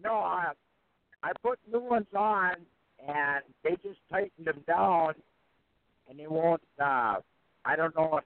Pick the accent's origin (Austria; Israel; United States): United States; Minnesota; I'm from Minnesota